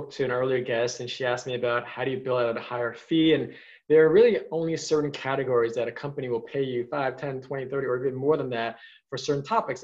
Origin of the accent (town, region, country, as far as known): New York City, New York, United States